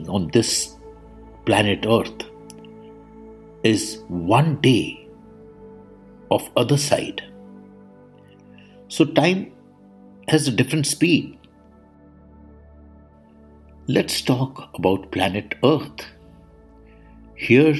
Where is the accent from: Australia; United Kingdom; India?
India; I am the Indian monk